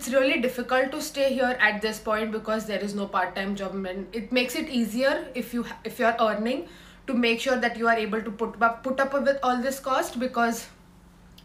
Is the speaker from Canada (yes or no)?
no; India; moved away as an adult; now in Dublin, Ireland; I'm from India and I live in Griffith Hall of Residency